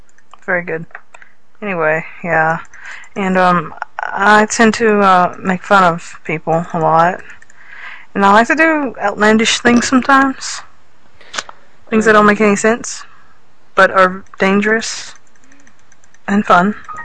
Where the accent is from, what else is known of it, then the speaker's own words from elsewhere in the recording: Texas, United States; now in Louisiana, United States; I am from Texas.